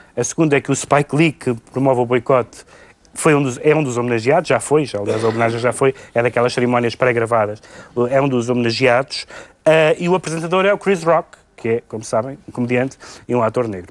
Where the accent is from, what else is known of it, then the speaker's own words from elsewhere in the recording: Portugal; como português